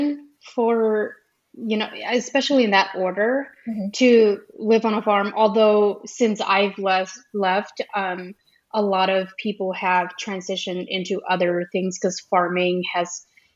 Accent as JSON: {"language": "English", "region": "Ohio", "country": "United States", "tie": "born or raised there", "first_language": "Pennsylvania Dutch", "second_language": "English", "said": "I grew up Amish in Ohio"}